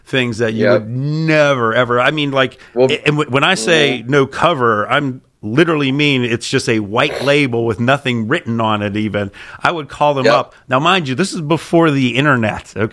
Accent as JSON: {"language": "English", "town": "Pittsburgh", "region": "Pennsylvania", "country": "United States", "said": "I'm from Pittsburgh"}